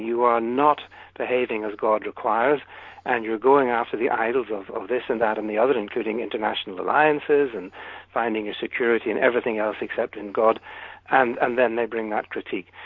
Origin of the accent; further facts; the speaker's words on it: United Kingdom; I'm British